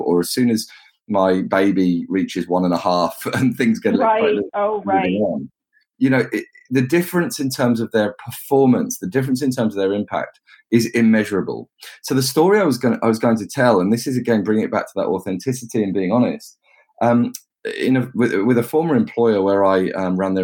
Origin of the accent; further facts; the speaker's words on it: England, United Kingdom; I'm an Englishman.